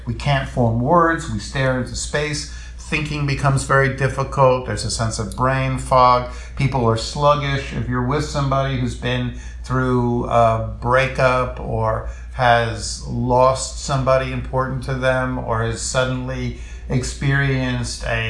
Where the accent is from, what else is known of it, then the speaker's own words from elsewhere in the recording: New York City, New York, United States; I'm a Jew from the Lower East Side